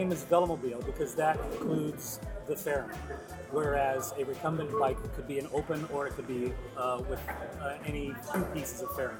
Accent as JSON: {"language": "English", "town": "Beacon Falls", "region": "Connecticut", "country": "United States", "also_born_or_lived": "Terryville, Connecticut", "said": "I'm from Beacon Falls, Naugatuck Valley, Terryville, Connecticut."}